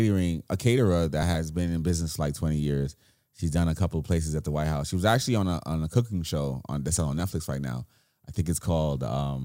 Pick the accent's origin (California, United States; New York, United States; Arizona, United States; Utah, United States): New York, United States; New York City; because I'm a New Yorker.